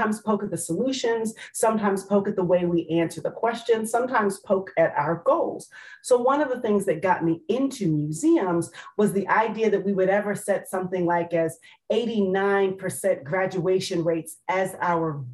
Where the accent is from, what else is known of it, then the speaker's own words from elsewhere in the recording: Maryland, United States; moved away as an adult; also born or lived in Washington, D.C. / Detroit; now in Charleston, United States; my home state of Maryland, though my mother says to remind folks I was born in Washington, D.C.